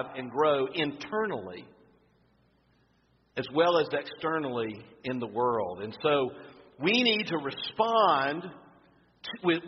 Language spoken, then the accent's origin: English; Florida, United States; I'm from Florida. We used to eat oyster dressing